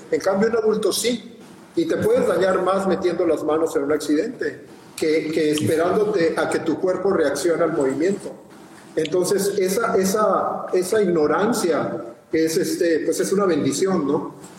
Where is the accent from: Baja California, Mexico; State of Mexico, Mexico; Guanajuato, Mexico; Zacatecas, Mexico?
Baja California, Mexico; Mexicali; de Mexicali, de donde yo soy